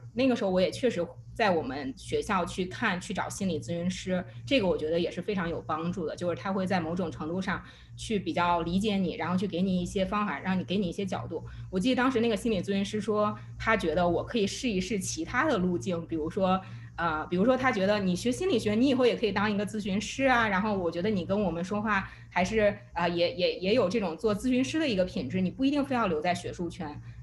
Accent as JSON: {"language": "Chinese", "country": "China", "moved": "yes", "said": "我中国人的 identity"}